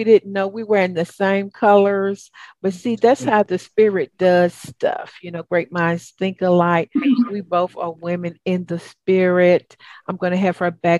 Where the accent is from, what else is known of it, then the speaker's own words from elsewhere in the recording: the South, United States; accent: Southern; my old Southern accent